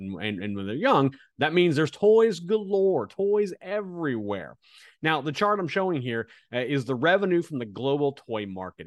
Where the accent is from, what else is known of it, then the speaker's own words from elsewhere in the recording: Kansas, United States; growing up in Kansas, uh, as a kid, m-, my family didn't have a lot of money.